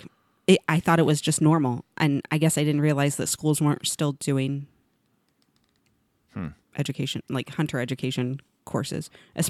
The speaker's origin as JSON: {"language": "English", "region": "Missouri", "country": "United States", "tie": "born or raised there", "said": "I grew up in Missouri, and we had..."}